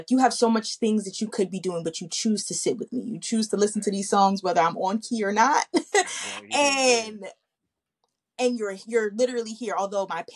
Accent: New Jersey, United States; moved away as an adult; now in Dallas, United States; I'm originally from Jersey

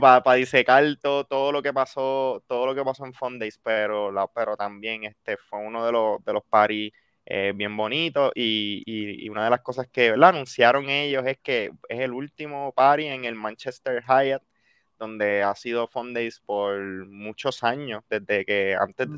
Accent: Puerto Rico; yo soy puertorriqueño.

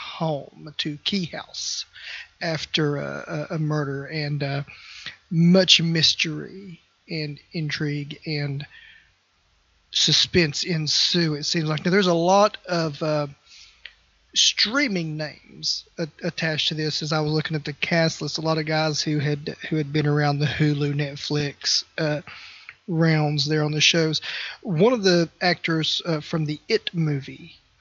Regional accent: West Virginia, United States; now in Kentucky, United States; I grew up in West Virginia. I live in Kentucky

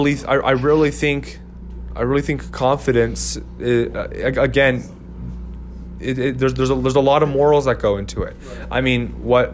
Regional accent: Ogden, Utah, United States; moved away; I'm originally from Utah, from Ogden, Utah

